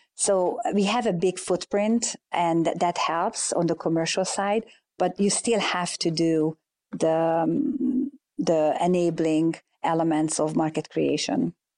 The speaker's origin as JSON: {"language": "English", "country": "Hungary", "tie": "born or raised there", "moved": "as an adult", "lives_now": "United States", "said": "growing up in Hungary"}